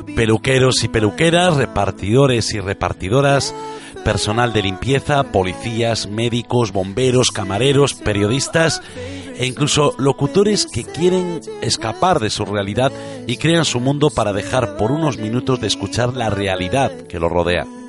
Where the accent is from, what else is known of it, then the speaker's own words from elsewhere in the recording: Galicia, Spain; Nací y me crié en Galicia y me siento gallego